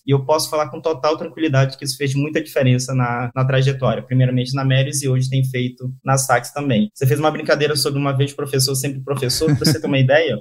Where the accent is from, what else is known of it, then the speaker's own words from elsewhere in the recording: Manaus, Amazonas, Brazil; also born or lived in Rio de Janeiro; eu sou um típico caboclo amazonense, né? Como a gente costuma falar aqui, que são os nativos da, da, do Amazonas. É, eu nasci em Manaus, Hoje eu estou morando também é, aqui em Manaus